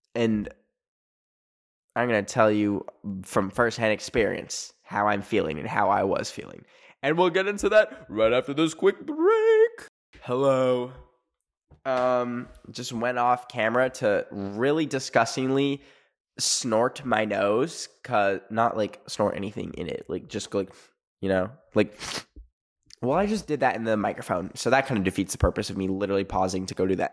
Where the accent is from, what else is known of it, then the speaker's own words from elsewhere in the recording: Alberta, Canada; moved away; where I grew up in Alberta, Canada